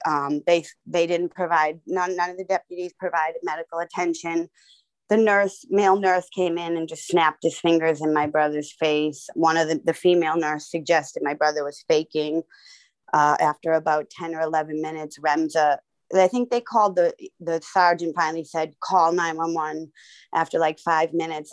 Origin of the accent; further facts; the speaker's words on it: Boston, Massachusetts, United States; I'm from Boston